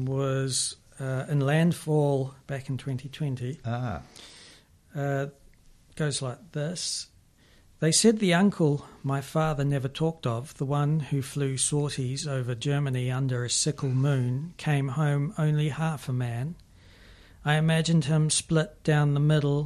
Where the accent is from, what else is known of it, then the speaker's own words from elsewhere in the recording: Manawatū-Whanganui, New Zealand; I'm from the Manawatu